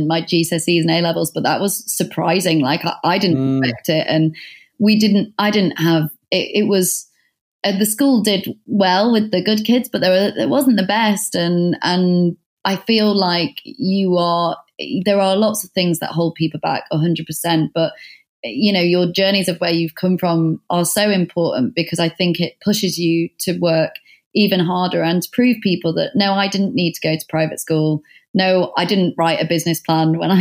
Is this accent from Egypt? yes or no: no; the North, the north of England, United Kingdom; moved away as an adult; now in London, United Kingdom; I'm from the North